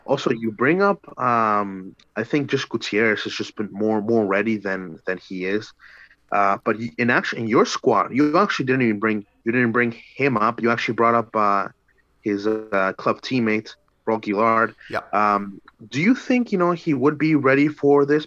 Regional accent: Edmonton, Alberta, Canada; moved away; Edmonton. Uh, you know, being my hometown

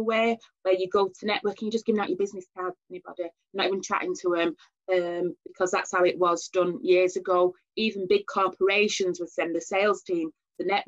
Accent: Oldham, North West England, United Kingdom; accent: northern; I was born and bred in Oldham.

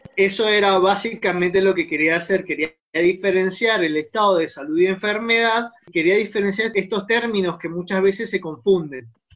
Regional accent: Mendoza, Argentina; nosotros que somos de Mendoza

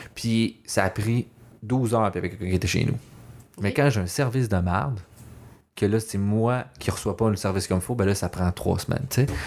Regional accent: Laval, Quebec, Canada; moved away; also born or lived in Montreal; je viens de Laval, c'est encore pire. Moi, je suis un vrai banlieusard

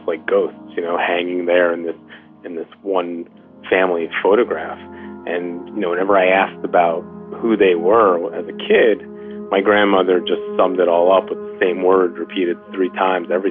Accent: New York, United States; I'm a Jew from New York

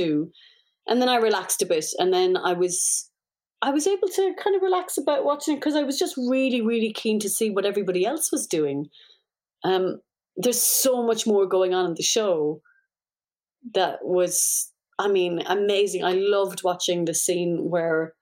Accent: Ireland; being Irish

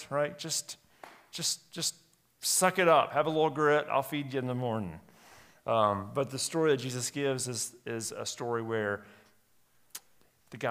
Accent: United States; as American Christians

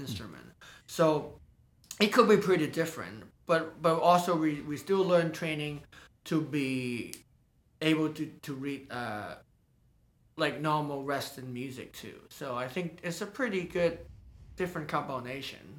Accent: Hong Kong; moved away as an adult; also born or lived in London / Los Angeles; now in San Francisco, United States; I was born in Hong Kong, and I spend most of the time there learning Chinese percussion and Western percussion.

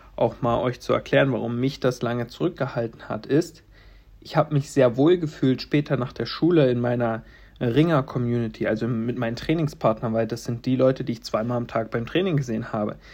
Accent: Stendal, Saxony-Anhalt, Germany; also born or lived in Halle; in Stendal, wo ich geboren bin

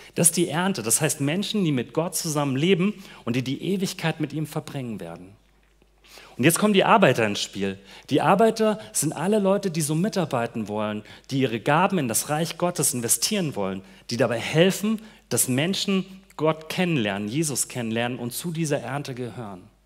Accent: Hesse, Germany; moved away; ich komme aus Hessen und bei mir in dem Gebiet feiert man Fasching nicht so

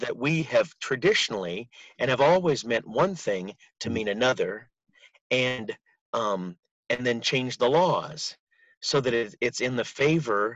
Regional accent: United States; we as American Christians

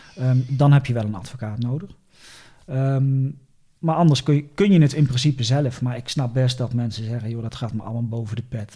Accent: Eindhoven, North Brabant, Netherlands; moved away as an adult; also born or lived in Leeuwarden; Ik ben geboren in Eindhoven

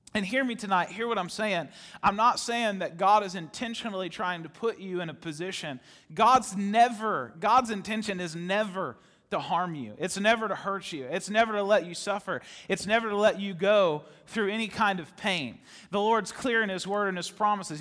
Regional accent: Ohio, United States; I was born in Ohio

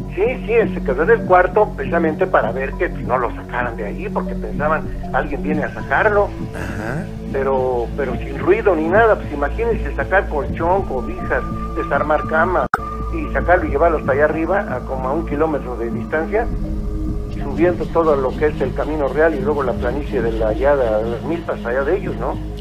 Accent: Huichapan, Hidalgo, Mexico; nosotros somos del estado de Hidalgo. De allá, de, especialmente de cerca de Tula Hidalgo. Somos municipio de Huichapan

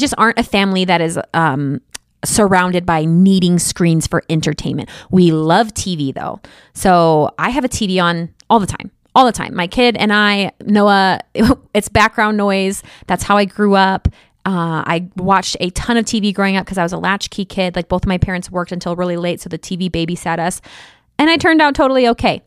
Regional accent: Midwest, United States; I'm from the Midwest

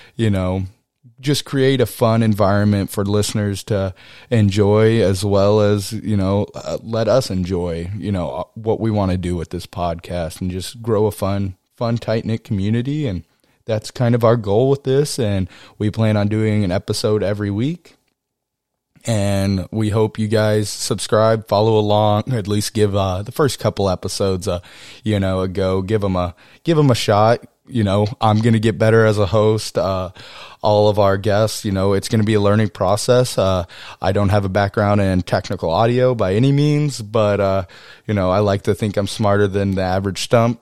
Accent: College Station, Texas, United States; also born or lived in Kodiak Island, Alaska; I grew up in Texas, uh, in College Station, Texas

